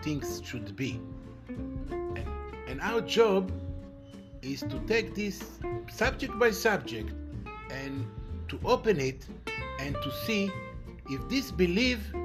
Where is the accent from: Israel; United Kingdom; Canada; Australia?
Israel; I'm from Israel. I'm living in Israel